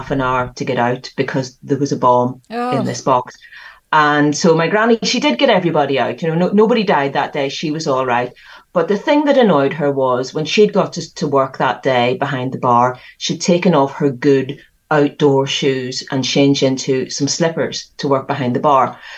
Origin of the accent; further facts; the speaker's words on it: Belfast, Northern Ireland, United Kingdom; So I grew up in the middle of the worst of the troubles in Northern Ireland, living in West Belfast, right in the middle of it